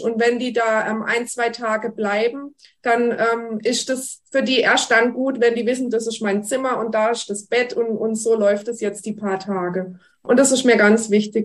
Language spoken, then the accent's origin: German; Germany; bei uns in Deutschland